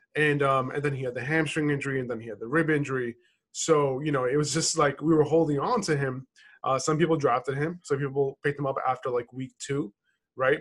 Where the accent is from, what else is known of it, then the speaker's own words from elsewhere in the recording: New York, United States; moved away; also born or lived in Boston; my hometown is New York